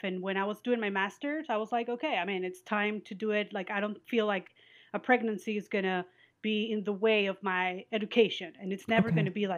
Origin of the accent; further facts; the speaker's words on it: Venezuela; moved away; we're from Venezuela and we're Jewish